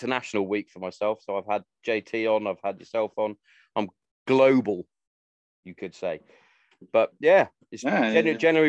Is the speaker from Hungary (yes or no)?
no; Hereford, West Midlands, United Kingdom; moved away as an adult; being from the mighty town of, or city, should I say, Hereford, that's my hometown